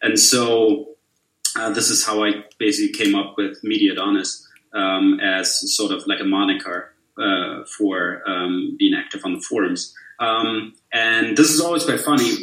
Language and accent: English; Bavaria, Germany; also born or lived in Munich; I'm from Germany, live in Munich, so Bavarian through and through.